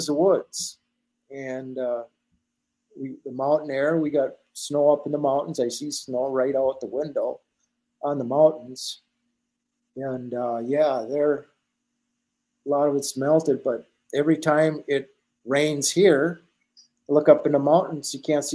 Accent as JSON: {"language": "English", "town": "International Falls", "region": "Minnesota", "country": "United States", "moved": "as an adult", "lives_now": "Tok, Alaska, United States", "said": "I'm from Minnesota. So Minnesota, right at the border of Minnesota and International Falls"}